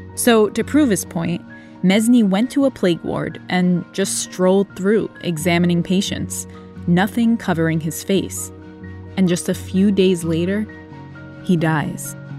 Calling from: Singapore; I'm calling from Singapore.

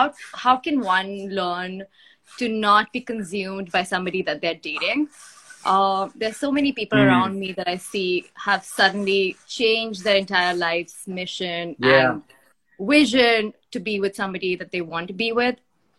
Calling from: India; I'm dialing in from India.

